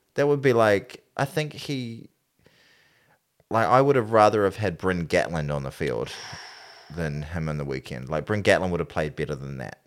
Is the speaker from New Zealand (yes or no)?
yes; New Zealand; I'm still a New Zealander